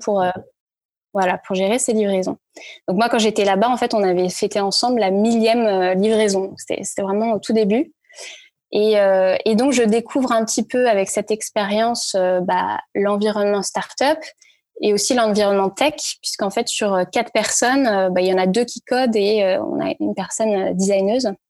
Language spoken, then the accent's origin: French; Paris, Île-de-France, France; also born or lived in Brittany / Lille / Santiago, Chile / New York; j'ai grandi à Paris, j'ai fait mes études à Paris